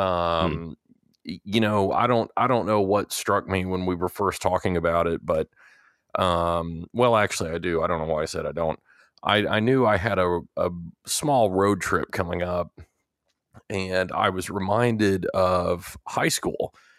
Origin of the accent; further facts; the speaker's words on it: Texas, United States; growing up in Texas and, and going to college at Texas A and M